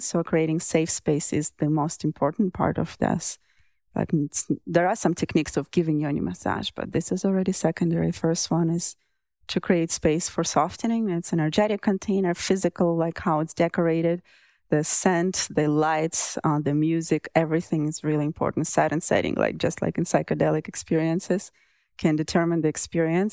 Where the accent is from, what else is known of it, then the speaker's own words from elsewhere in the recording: Russia; moved away; I grew up in Russia